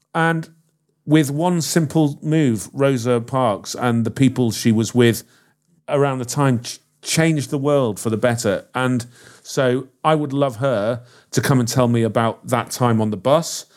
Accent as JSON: {"language": "English", "town": "Liverpool", "region": "North West England", "country": "United Kingdom", "said": "I'm from Liverpool"}